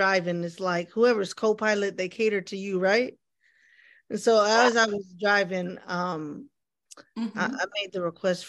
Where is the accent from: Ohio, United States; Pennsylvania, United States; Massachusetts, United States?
Ohio, United States; now in Texas, United States; I'm from Ohio and living in Texas.